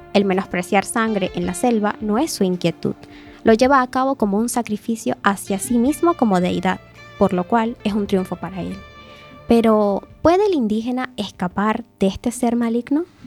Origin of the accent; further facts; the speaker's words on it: Canaima, Bolívar, Venezuela; now in A Coruña, Spain; mi tierra natal, Canaima.